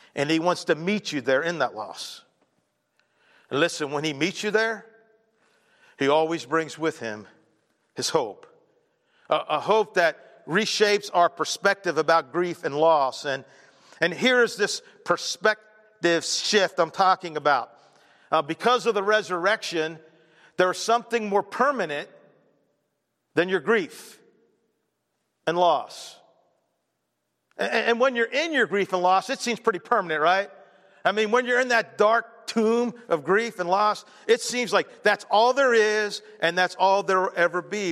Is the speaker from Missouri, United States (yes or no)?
no; Baltimore, Maryland, United States; I'm growing up in Baltimore